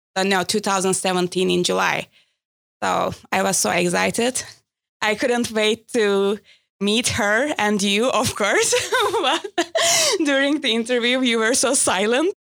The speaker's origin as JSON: {"language": "English", "region": "Istanbul", "country": "Turkey", "said": "I'm from Istanbul"}